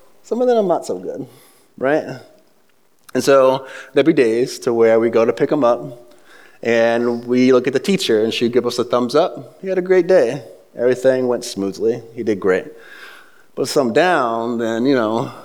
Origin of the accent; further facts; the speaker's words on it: the South, United States; moved away; also born or lived in the North (US); I'm from the South, I grew up in the city, so there's nothing Southern about me, but being raised south of the Mason-Dixon line, as I moved up north, some of the vocabulary kind of slipped into mine.